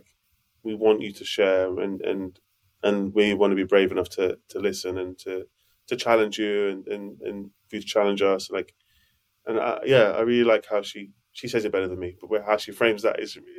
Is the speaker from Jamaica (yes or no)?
yes; Jamaica; I think there's things I bring to the table as a Jamaican black man too.